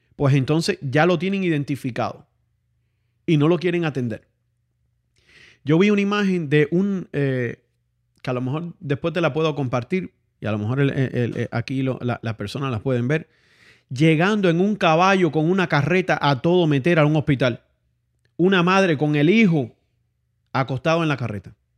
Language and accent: Spanish; Santiago de Cuba, Cuba; now in Miami, United States; Santiago de Cuba, que es de donde yo soy